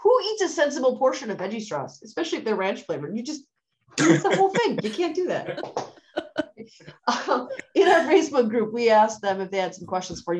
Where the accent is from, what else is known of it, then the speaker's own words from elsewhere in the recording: Wisconsin, United States; I grew up in Wisconsin